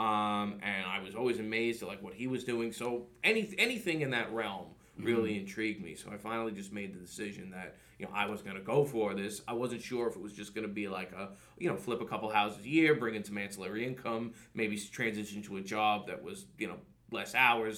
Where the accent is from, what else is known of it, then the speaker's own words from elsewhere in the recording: New York City, New York, United States; now in Long Island, United States; I grew up in Staten Island and didn't want to live there either